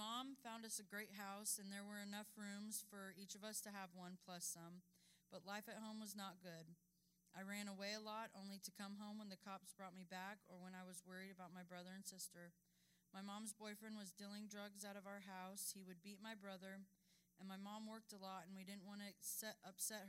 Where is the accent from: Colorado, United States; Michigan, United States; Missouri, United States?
Colorado, United States; Denver; I was born in Denver, Colorado